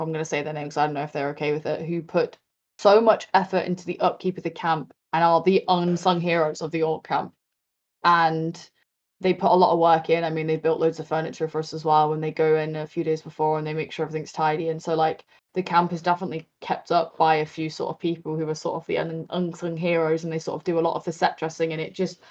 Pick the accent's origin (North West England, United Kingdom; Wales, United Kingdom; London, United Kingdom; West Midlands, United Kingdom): London, United Kingdom; I was brought up in West London